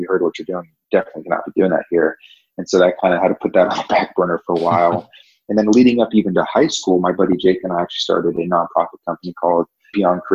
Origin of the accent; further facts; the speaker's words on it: Orange County, California, United States; moved away as an adult; also born or lived in Virginia / Nashville, Tennessee / Dallas, Texas / Charlotte, North Carolina; born and raised in Orange County, California